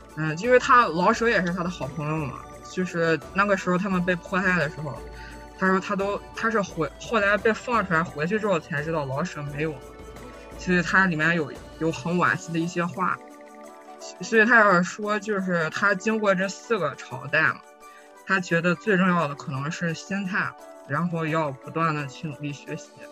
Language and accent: Chinese; China; moved away as an adult; now in Germany; 我就是中国人